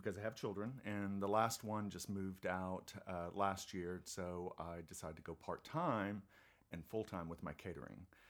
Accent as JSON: {"language": "English", "country": "Germany", "moved": "yes", "said": "I'm originally from Germany"}